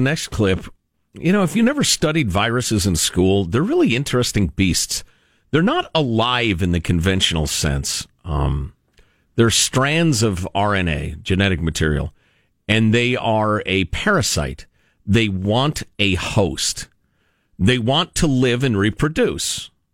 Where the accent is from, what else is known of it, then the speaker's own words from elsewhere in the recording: Chicago, Illinois, United States; moved away; my hometown